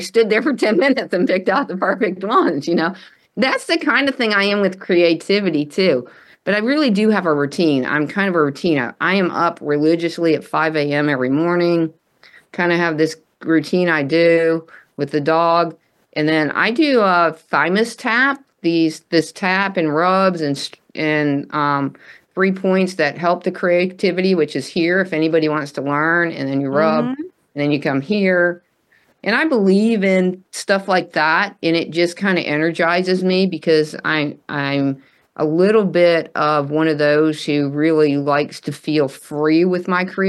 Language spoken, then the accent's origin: English; the South, United States; because I'm from the South, and she would say, you know, you kill people with kindness.